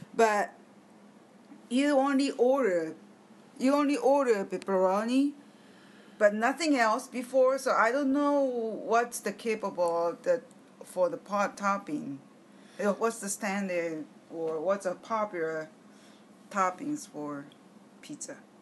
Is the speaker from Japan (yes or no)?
yes; Japan